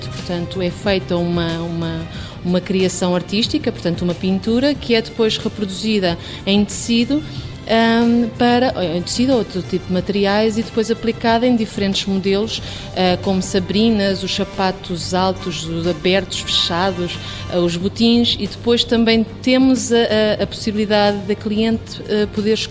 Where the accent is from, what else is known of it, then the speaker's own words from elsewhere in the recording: Portugal; para nós é vantajoso estar lá fora e dizer somos portuguesas.